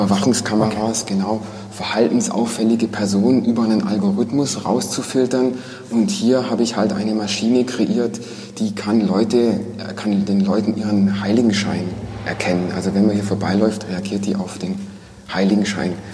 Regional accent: Villingen-Schwenningen, Baden-Württemberg, Germany; ich bin geboren in Villingen ähm, 1975.

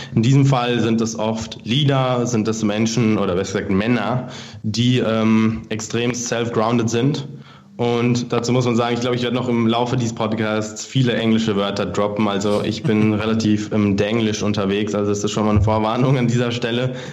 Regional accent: Frankfurt, Hesse, Germany; moved away as an adult; now in Munich, Germany; Ich komme ursprünglich aus Frankfurt

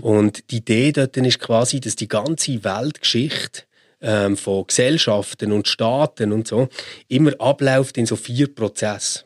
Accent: Switzerland; als Schweizer, als Europäer

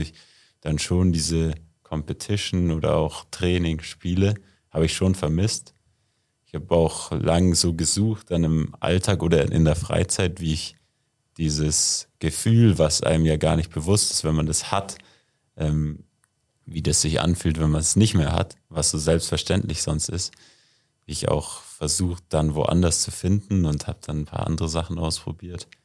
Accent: Murnau, Bavaria, Germany; bin ja in Murnau aufgewachsen

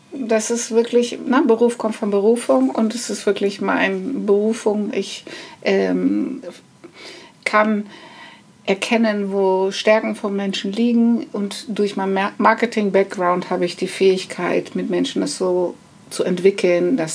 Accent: Netherlands; now in Germany; Aber okay, ich, äh, ähm, ich bin eine Holländerin.

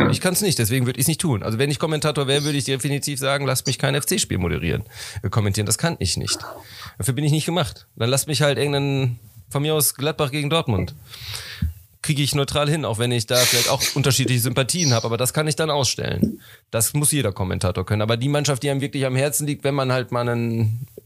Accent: Netherlands; German is a second language; bin Holländer.

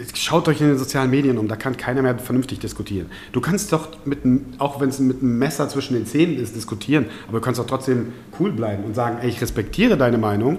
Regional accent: Osnabrück, Lower Saxony, Germany; born or raised there; also born or lived in Balkans (family origin)

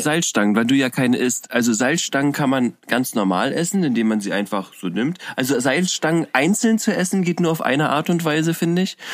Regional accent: Koblenz, Rhineland-Palatinate, Germany; now in Berlin, Germany; ich bin gebürtiger Koblenzer

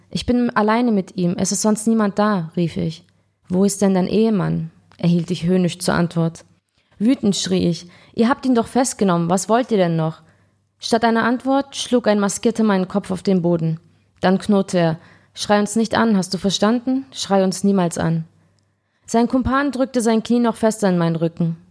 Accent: Ulm, Baden-Württemberg, Germany; moved away as an adult; also born or lived in Frankfurt am Main / Spain / Istanbul, Turkey; Ich bin Ulmerin

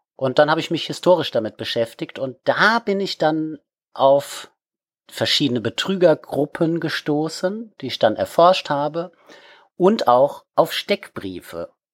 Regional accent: Wiesbaden, Hesse, Germany; now in Kiel, Germany; komme ursprünglich aus Wiesbaden, bin dort geboren worden und habe dort schon als Kind im Heimatmuseum gearbeitet

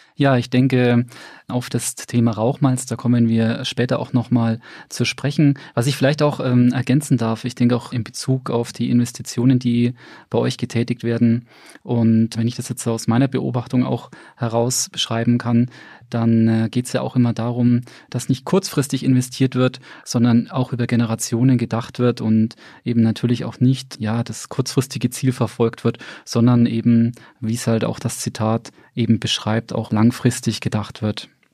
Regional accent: Bamberg, Bavaria, Germany; gebürtiger Bamberger

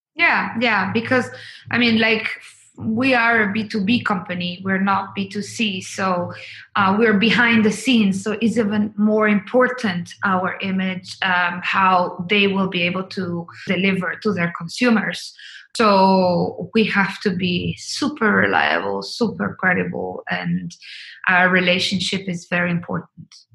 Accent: Colombia; moved away; I'm originally from Colombia.

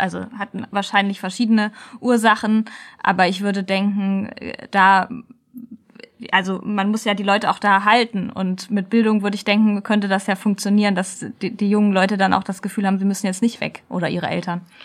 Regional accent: near Kassel, Hesse, Germany; Ich komme ja aus der Nähe von Kassel

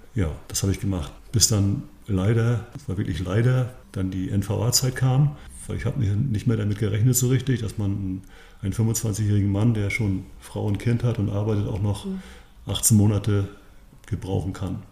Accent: Grevesmühlen, Mecklenburg-Vorpommern, Germany; hierher in meinen Heimatort, hier in Grebesmühlen

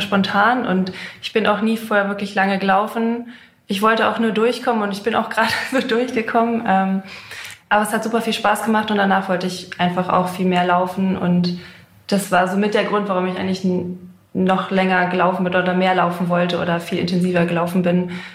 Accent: Hanover, Lower Saxony, Germany; born or raised there

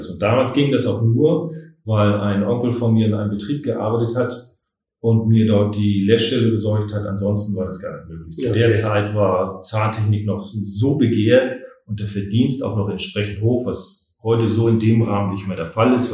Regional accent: Hamburg, Germany; now in Schwerin, Germany; und bin Hamburger und mich hat es halt nach Schwerin verschlagen.

